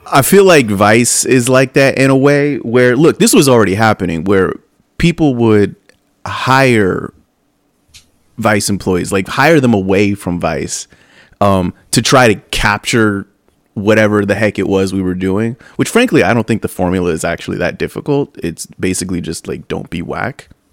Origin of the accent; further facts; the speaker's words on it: San Bernardino, California, United States; all of these places are right next to where I grew up